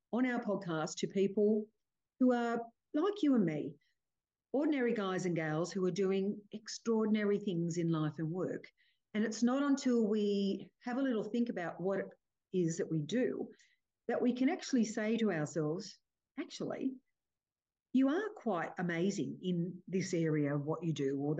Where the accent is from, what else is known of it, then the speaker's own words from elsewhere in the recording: Cooma, New South Wales, Australia; I grew up in Cooma, base of the Snowy Mountains